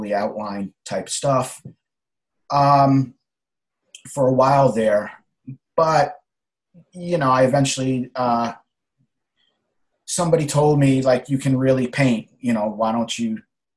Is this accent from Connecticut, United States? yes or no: yes; Connecticut, United States; now in New York City, United States; I was born in Connecticut and living in New York City now